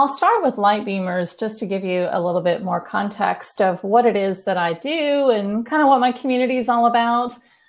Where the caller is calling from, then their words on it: New Braunfels, Texas, United States; I am calling in from Texas. I'm in between San Antonio and Austin. So I live in a smaller town called New Braunfels